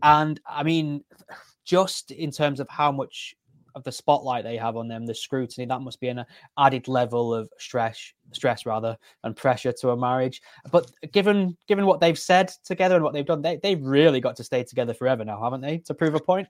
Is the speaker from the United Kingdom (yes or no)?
yes; United Kingdom; as a Brit